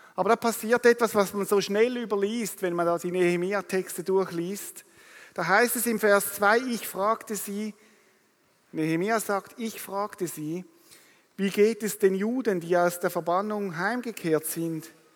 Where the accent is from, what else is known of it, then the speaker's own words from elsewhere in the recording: Rapperswil, St. Gallen, Switzerland; ich komme aus Rapperswil am Zürichsee